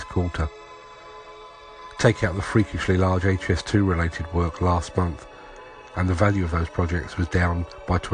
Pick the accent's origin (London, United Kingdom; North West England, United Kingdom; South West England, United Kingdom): London, United Kingdom; moved away; As a Londoner by birth and a regular visitor to the city